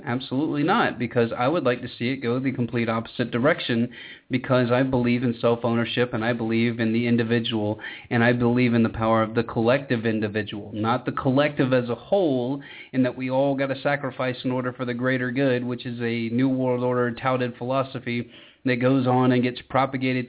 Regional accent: Georgia, United States; my home state of Georgia

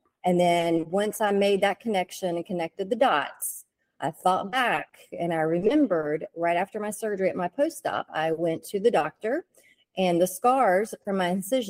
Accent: Richlands, North Carolina, United States; now in Raleigh, United States; I'm actually from Eastern North Carolina, but I've lived up here in the Raleigh area for a little over 20 years

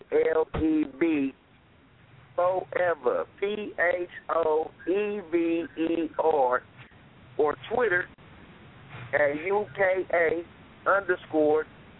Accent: Sacramento, California, United States; So I'm from Sacramento, California, you know, but I'm worldwide. I'm from the group

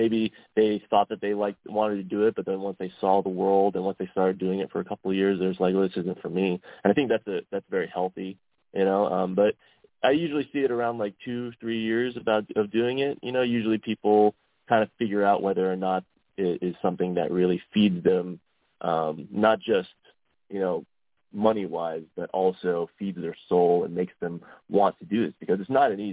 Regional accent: Delaware, Ohio, United States; moved away as an adult; also born or lived in Columbus, Ohio / San Diego; I grew up in Delaware, Ohio, kind of out in the farmlands

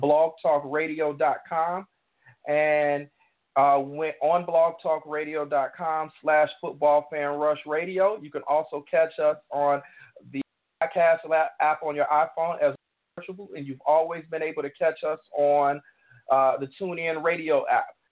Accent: Chicago, Illinois, United States; I grew up in Hyde Park

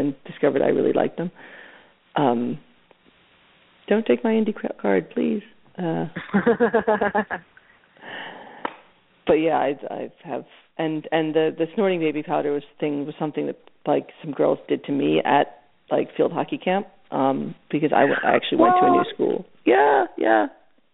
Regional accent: Philadelphia, Pennsylvania, United States; I grew up in Philadelphia watching a lot of like Channel 29

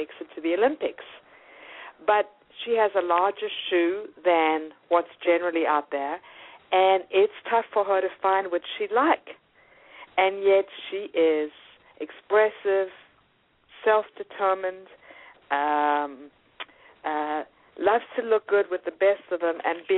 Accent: South Africa; born or raised there; also born or lived in New York; now in United States

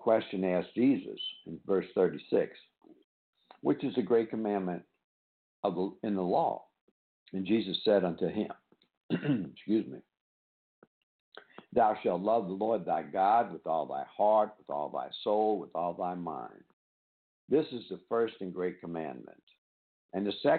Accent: New Orleans, Louisiana, United States; now in Pearl River, United States; born and raised in New Orleans

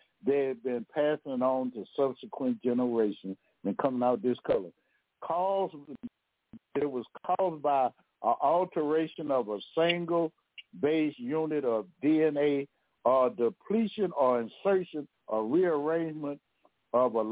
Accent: Louisiana, United States; I'm from Louisiana now

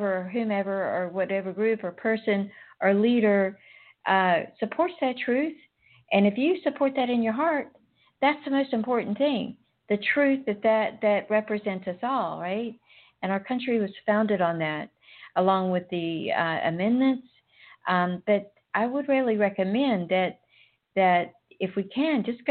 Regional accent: United States; I'm just an American, right? I am an American. I'm an American woman

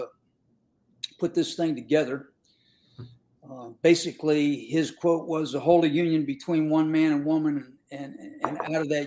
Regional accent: Western Pennsylvania, United States; I grew up in Western Pennsylvania and all my family were coal miners

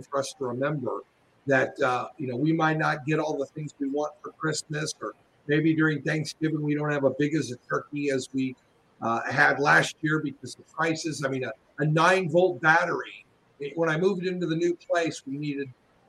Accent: Los Angeles, California, United States; also born or lived in Chicago; now in Tennessee, United States; I was originally from Los Angeles

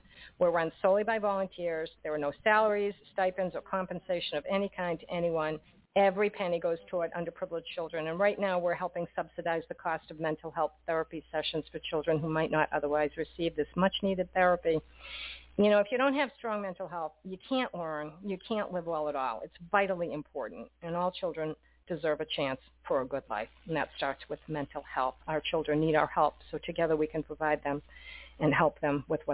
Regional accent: Boston, Massachusetts, United States; I'm from Boston

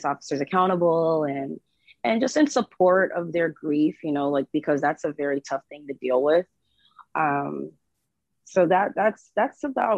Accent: Fort Lauderdale, Florida, United States; I am from Fort Lauderdale, Florida

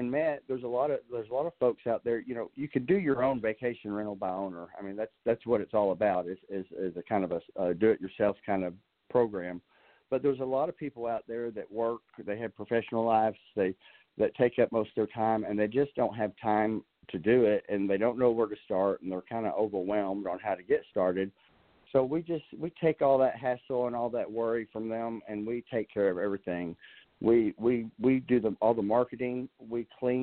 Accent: Dallas, Texas, United States; moved away as an adult; also born or lived in San Antonio, Texas; now in Arkansas, United States; I'm a native Texan. I'm actually a native Dallasite

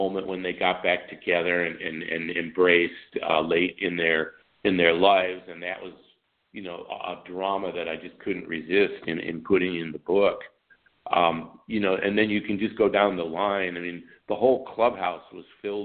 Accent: Deerfield, Illinois, United States; also born or lived in Wisconsin / Albuquerque; I grew up in Deerfield, the north suburb of Chicago

